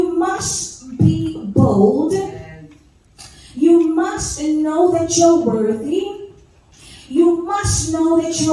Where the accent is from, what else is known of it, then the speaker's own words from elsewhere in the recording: Thailand; English is a second language; moved away as an adult; now in Phoenix, United States; I'm originally from Thailand, and I live in Phoenix, Arizona